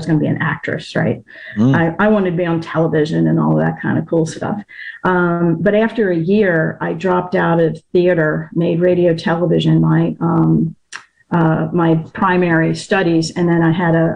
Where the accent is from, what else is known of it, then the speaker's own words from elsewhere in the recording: northern Delaware, United States; moved away as an adult; I grew up in Delaware, like northern Delaware, about 20 minutes south of Philly. And I'm back in Delaware now